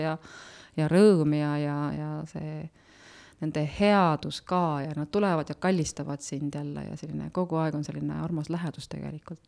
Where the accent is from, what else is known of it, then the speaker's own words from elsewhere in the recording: Nõuni, Valga County, Estonia; also born or lived in Tartu / Otepää; now in Päidla, Estonia; ma tegelikult olen äh, sündinud ja üles kasvanud äh, ikkagi Nõunis